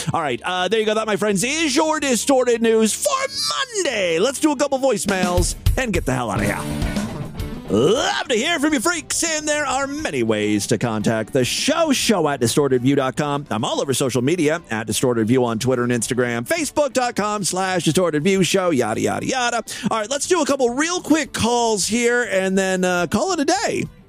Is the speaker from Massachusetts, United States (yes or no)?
no; Ohio, United States; my home state here uh, in Ohio